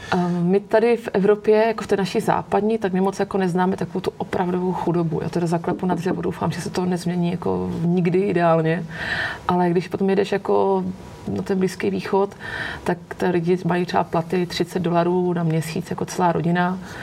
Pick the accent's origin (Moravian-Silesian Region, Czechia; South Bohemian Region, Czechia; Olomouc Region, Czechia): Olomouc Region, Czechia; Olomouc; já jsem holka z Olomouce, my jsme měli v Olomouci celý roky jako jednoho Černocha